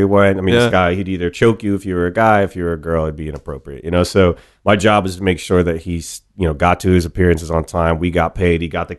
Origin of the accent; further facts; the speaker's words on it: Ohio, United States; growing up in Ohio, it's like there's some obvious routes, and the obvious route that folks did where I grew up was you marry your high school sweetheart after college